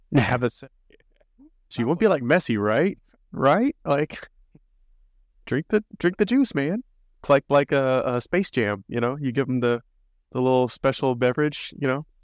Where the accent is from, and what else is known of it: United States